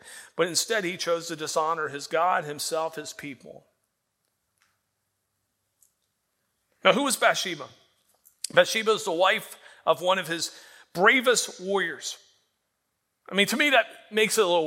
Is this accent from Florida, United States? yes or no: yes; Florida, United States; moved away as an adult; also born or lived in Indiana; I can remember growing up in Florida. And when I grew up in Florida, we spent a lot of time at the beach